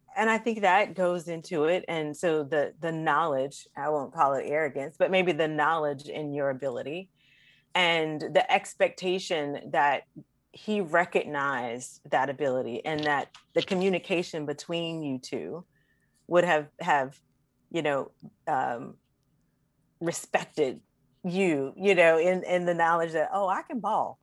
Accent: North Carolina, United States; growing up in North Carolina

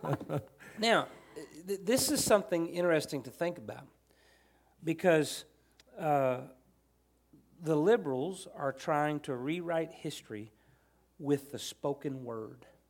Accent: United States; as an American, as a patriotic, true blue American

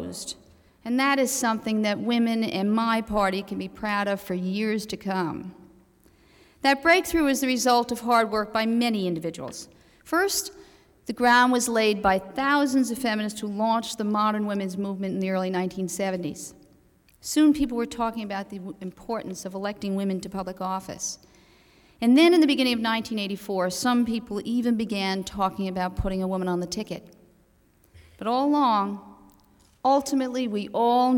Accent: United States; As an American

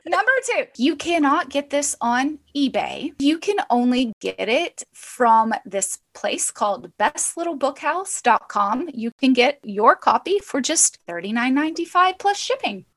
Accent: Arkansas, United States; I'm just growing up in Arkansas in a small house on 20 acres

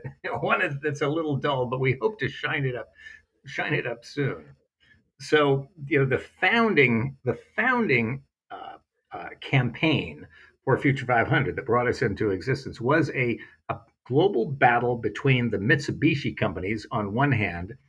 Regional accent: Silicon Valley, California, United States; I was growing up in Silicon Valley.

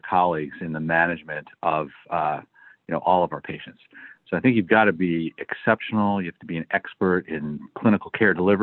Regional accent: Detroit, Michigan, United States; moved away as an adult; also born or lived in Manhattan, New York / Sacramento, California; I grew up in the Midwest. I was born in Detroit, Michigan

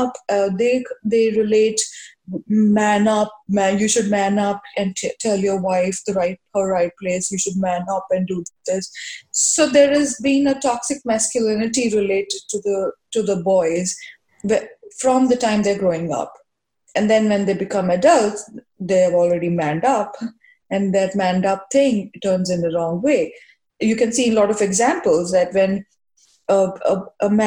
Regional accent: India; moved away as an adult; now in New York, United States; I was growing up in India

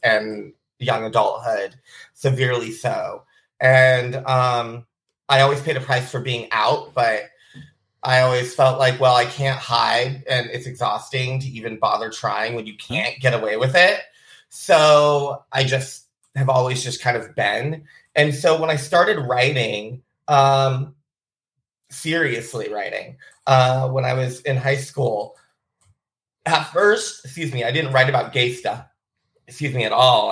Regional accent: Bellingham, Washington, United States; I grew up in South Hill in these old homes with um, my spooky family

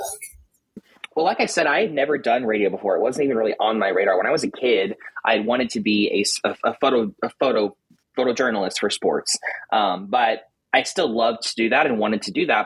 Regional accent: Louisville, Kentucky, United States; also born or lived in Lexington, Kentucky; this is where I'm from originally, so um, kind of came back home

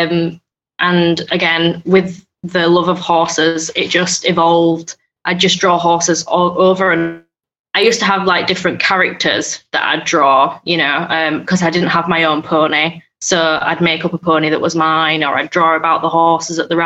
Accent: Yorkshire and the Humber, United Kingdom; I'm from Yorkshire in England

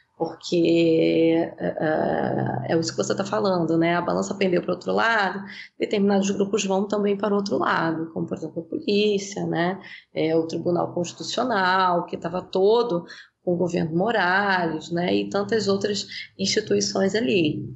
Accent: Brazil; nós que somos brasileiros no próprio Brasil

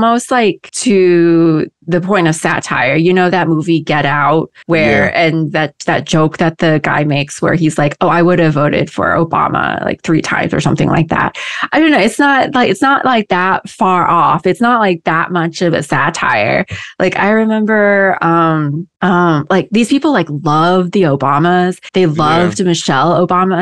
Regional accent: Midwest, United States; moved away; I grew up in the Midwest

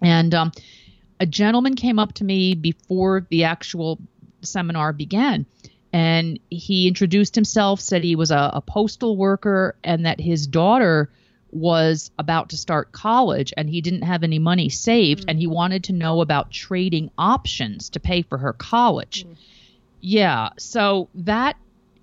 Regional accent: East Coast, United States; I grew up on the East Coast

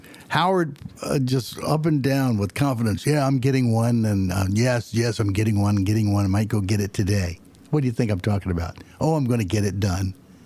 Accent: England, United Kingdom; that's a little village where I was born in England.

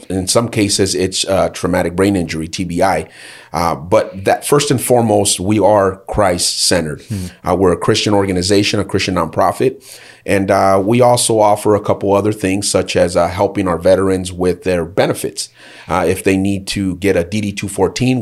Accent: Fontana, California, United States; I grew up in Fontana, California, just a few miles down the road from here

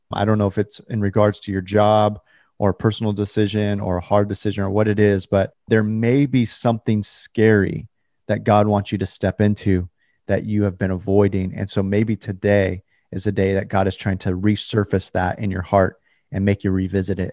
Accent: California, United States; now in Portland, United States; I was born in California and I currently live in Portland

